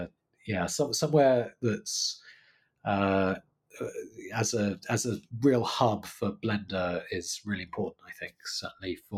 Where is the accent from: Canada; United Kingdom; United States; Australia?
United Kingdom; now in London, United Kingdom; I'm British